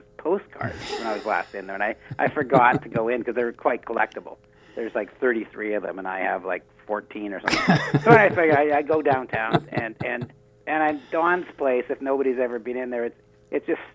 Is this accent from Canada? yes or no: yes; Winnipeg, Manitoba, Canada; now in Vancouver, Canada; I'm from Winnipeg originally